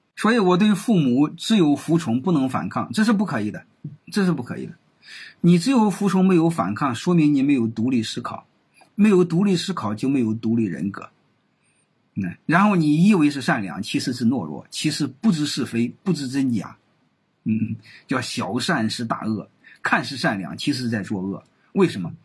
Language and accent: Chinese; China; 根据我们中国人的这种人性